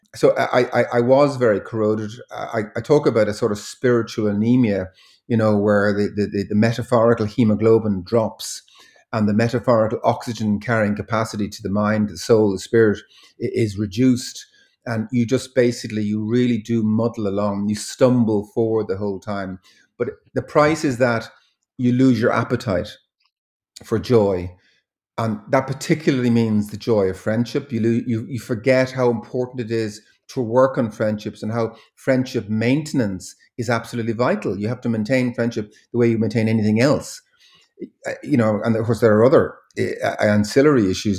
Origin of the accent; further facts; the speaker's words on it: Dublin, Leinster, Ireland; orphanage boy, uh, growing up in Dublin in the, in the sixties and, and seventies